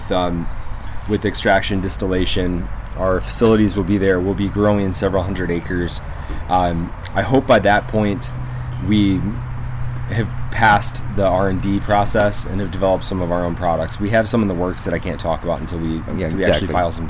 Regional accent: Flint, Michigan, United States; now in Tennessee, United States; I was born in Flint, Michigan

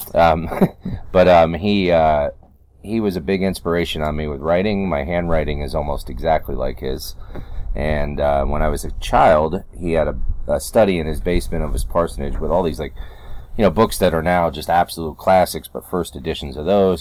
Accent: upstate New York, United States; now in North Carolina, United States; originally growing up in New York State, and we, I've been in North Carolina since '93

